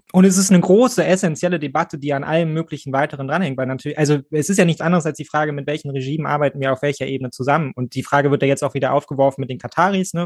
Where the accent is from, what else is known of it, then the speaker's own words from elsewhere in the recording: Germany; als Deutsche, als Bio-Deutsche